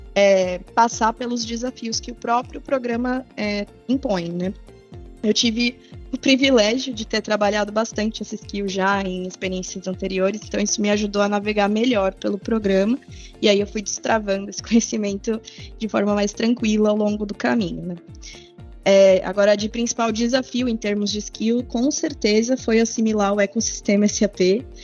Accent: São Paulo, Brazil; moved away as an adult; now in interior of São Paulo state, Brazil; sou natural de São Paulo, mas eu moro no interior há 10 anos já

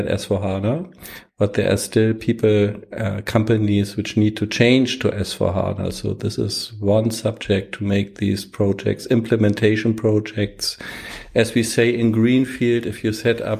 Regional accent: Hamburg, Germany; University of Hamburg, Germany. This is my hometown. Here I was born. I lived all my life.

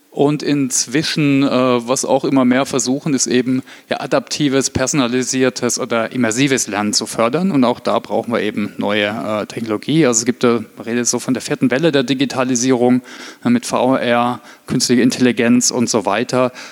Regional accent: Heilbronn, Baden-Württemberg, Germany; Ich komme ursprünglich aus Heilbronn, äh, also das Weinsberg bei Heilbronn kennt vielleicht der eine oder andere von der Autobahn

